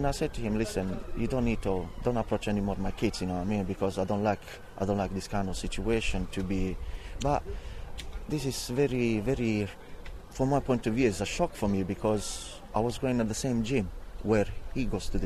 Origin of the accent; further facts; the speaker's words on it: Italy; now in Barking, United Kingdom; I'm from Italy